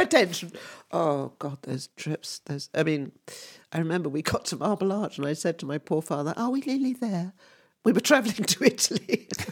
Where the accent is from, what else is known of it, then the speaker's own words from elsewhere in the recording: England, United Kingdom; when I was growing up in England, um, I was always, I know that I was always the odd one, um, who had foreign parents